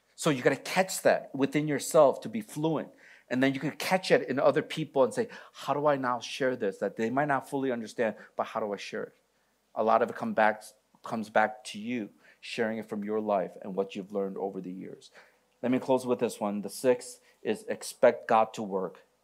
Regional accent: Michigan, United States; moved away; I'm from Michigan.

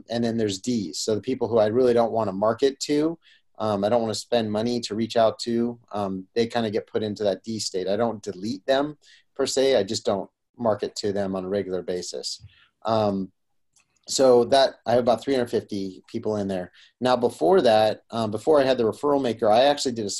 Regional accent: Roseville, United States; So I grew up here in Roseville

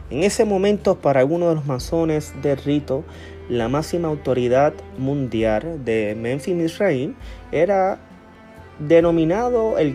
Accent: Puerto Rico; ya que nosotros como puertorriqueños eh, eh, se ha fomentado a través de todos los años un rito escocés antiguo y aceptado

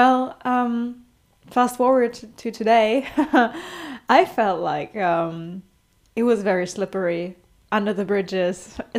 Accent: Germany; I'm from Germany.

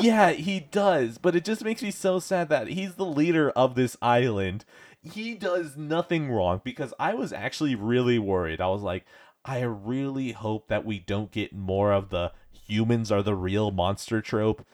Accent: United States; as an American

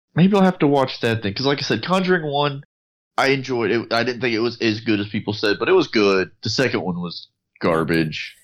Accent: San Antonio, Texas, United States; growing up in San Antonio

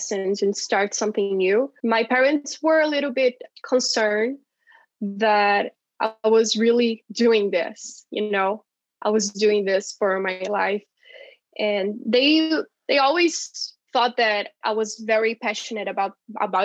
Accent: Brazil; now in Curitiba, Brazil; my hometown

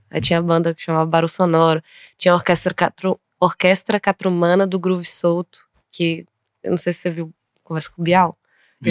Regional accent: Taiobeiras, Minas Gerais, Brazil; moved away as an adult; also born or lived in Montes Claros; eu cresci em Taiobras. Eu nem eu não posso falar que eu sou de Taiobras mais, porque eu moro fora há tanto tempo

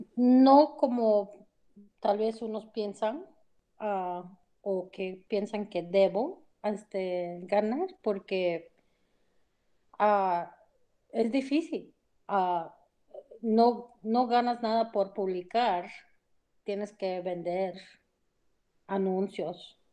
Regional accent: United States; soy americana

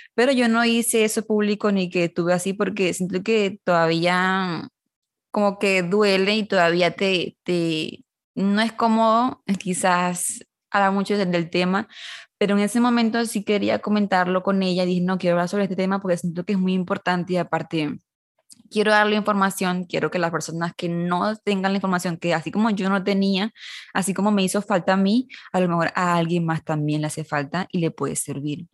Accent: Venezuela; now in Monterrey, Mexico; yo soy de Caracas, bueno, no de la, cerca de la capital de Caracas, de Venezuela

